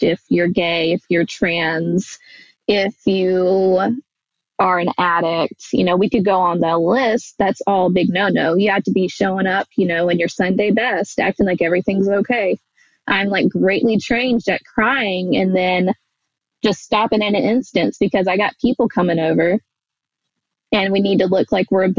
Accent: Alabama, United States; growing up in the Bible Belt and, like, you know, nowhere Alabama

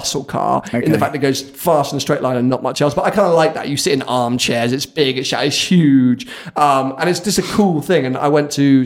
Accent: United Kingdom

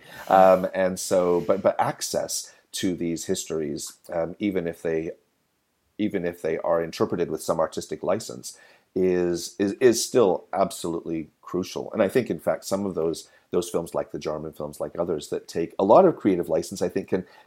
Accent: Canada; as a Canadian in the 90s

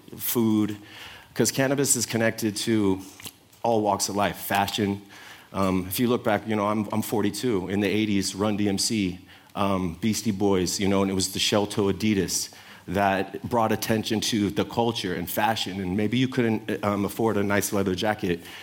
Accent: San Francisco, California, United States; I'm from the Sunset District, and we made the Sunset Sherbet

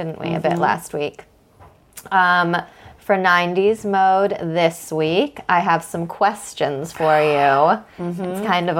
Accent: United States; I'm American, so I say season finale.

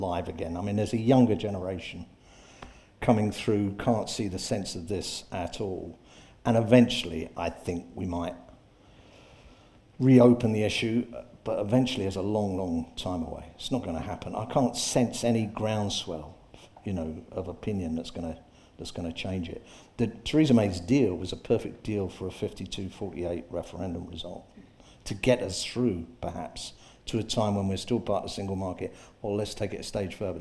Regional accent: Hull, Yorkshire and the Humber, United Kingdom; I'm from Hull.

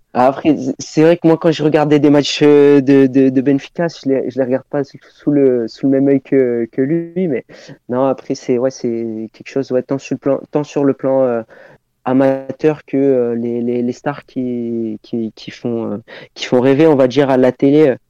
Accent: Clermont-Ferrand, Auvergne-Rhône-Alpes, France; je suis de Clermont de Clermont au niveau de ma ville d'origine

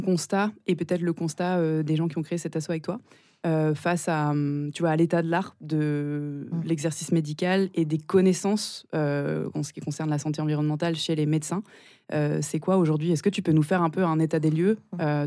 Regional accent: Nice, Provence-Alpes-Côte d'Azur, France; moved away; also born or lived in Paris; on est toutes les deux niçoises

